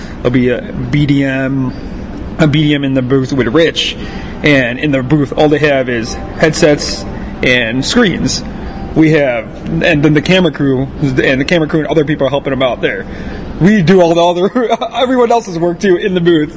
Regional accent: Chicago, Illinois, United States; we're both from the Chicagoland area

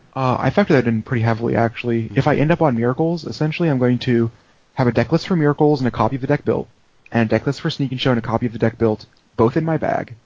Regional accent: Colorado, United States; also born or lived in Denver, Colorado; now in Northern Virginia, United States; from Colorado for 17 years, but now I'm in Northern Virginia, D.C. area.

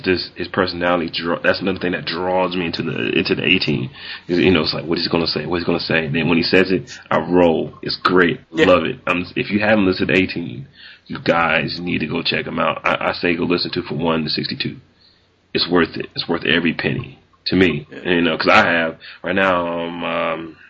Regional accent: Indianapolis, Indiana, United States; moved away; back in my hometown in Indianapolis

